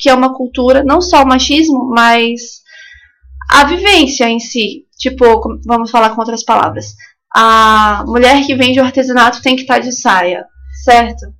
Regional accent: Santos, São Paulo, Brazil; also born or lived in São Sebastião, São Paulo / São Mateus, Espírito Santo; nascida, né, natural de São Sebastião, de São Paulo, mas eu cresci boa parte da primeira infância, até os 9 anos, em São, em São Mateus, no Espírito Santo, e aí o restante foi em Santos, São Vicente, ali no litoral de São Paulo

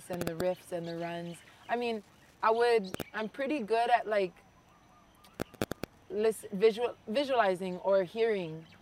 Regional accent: Hawaii, United States; So I'm Hawaiian first and foremost, Filipino, Chinese, and Irish.

